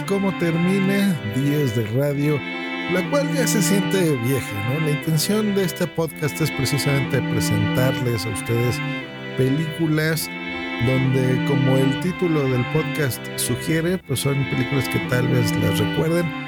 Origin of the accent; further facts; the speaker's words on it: Mexico City, Mexico; soy de la Ciudad de México